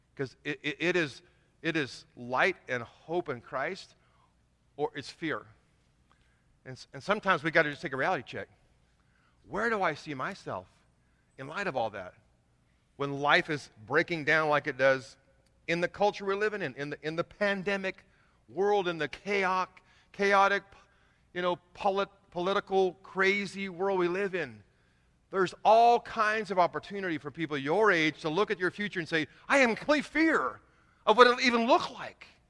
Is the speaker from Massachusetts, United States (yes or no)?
no; Kingsburg, California, United States; moved away; also born or lived in Indiana / Huntington Beach, California; God called me back to my hometown about eight years ago